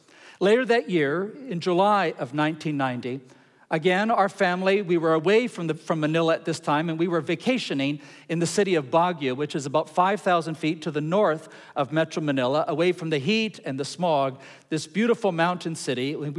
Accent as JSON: {"language": "English", "country": "Ecuador", "tie": "born or raised there", "said": "Now, I grew up in Ecuador. I grew up in Latin America. And we had earthquakes all the time."}